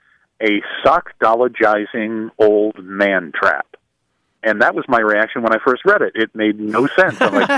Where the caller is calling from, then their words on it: Jensen Beach, Florida, United States; I'm calling from Jensen Beach, Florida.